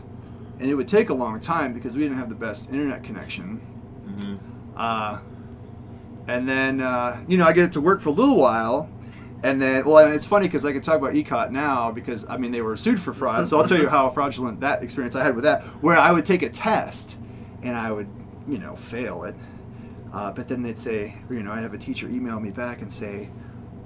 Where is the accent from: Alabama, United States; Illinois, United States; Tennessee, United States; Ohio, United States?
Ohio, United States; Bristolville; I grew up out in Trumbull County in Bristolville, Ohio, which is way out